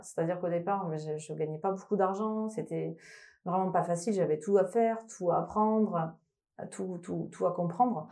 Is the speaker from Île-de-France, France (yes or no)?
no; Toulouse, Occitania, France; moved away; je viens de Toulouse, donc je suis toulousaine, peut peut-être entendre une petite sonorité dans, dans les intonations